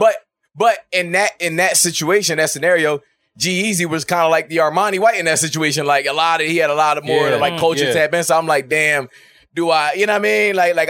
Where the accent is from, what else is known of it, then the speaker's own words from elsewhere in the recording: Philadelphia, Pennsylvania, United States; I'm a nigga from Philly.